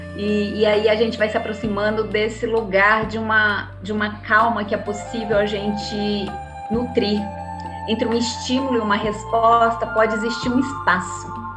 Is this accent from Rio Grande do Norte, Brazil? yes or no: yes; Natal, Rio Grande do Norte, Brazil; moved away as an adult; now in São Paulo, Brazil; jornalista que sou, também aí de Natal, né, como você bem trouxe, sou do Nordeste, moro aqui há, há 26 anos em São Paulo